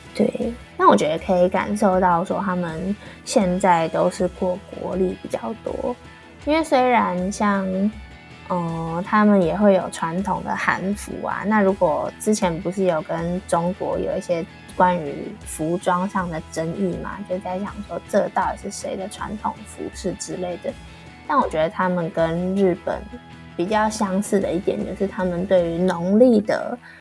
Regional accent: Taipei, Taiwan; moved away as an adult; now in Busan, South Korea; 我是台北人是一件很幸运的事情

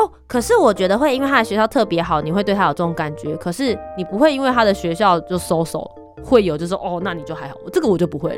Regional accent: Taiwan; also born or lived in Switzerland; 等到我回到台湾了之后

